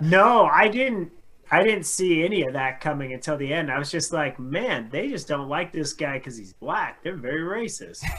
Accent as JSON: {"language": "English", "town": "Carson City", "region": "Nevada", "country": "United States", "tie": "born or raised there", "also_born_or_lived": "Denver", "moved": "yes", "said": "growing up in Carson City and then moving to like Denver"}